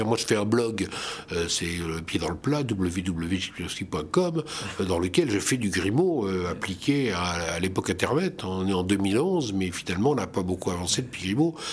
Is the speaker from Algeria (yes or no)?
no; Lorraine, Grand Est, France; Je suis alsacien professionnel, mais je suis lorrain de naissance et je suis fier d'être lorrain.